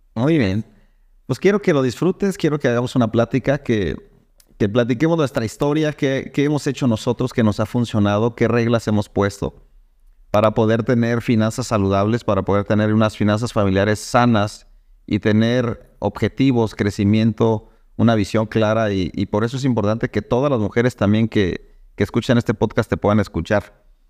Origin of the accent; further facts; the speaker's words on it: Irapuato, Guanajuato, Mexico; yo soy de Irapuato